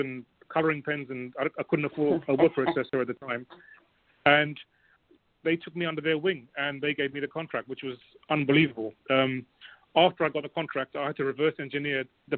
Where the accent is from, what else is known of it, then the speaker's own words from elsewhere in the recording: London, United Kingdom; Growing up in West London in a very basic but comfortable surroundings